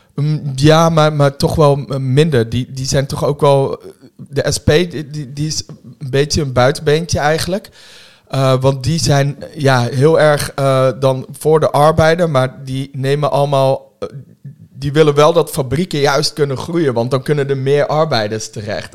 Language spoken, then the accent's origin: Dutch; Woerden, Utrecht, Netherlands; also born or lived in Germany; ik kom uit de Schilderswijk. Oh, eh, in Den Haag? Eh, nee, uit, uit Woerden